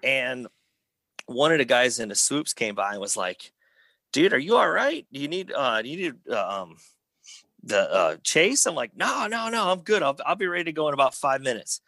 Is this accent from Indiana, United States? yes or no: yes; Schererville, Indiana, United States; I grew up in Northwest Indiana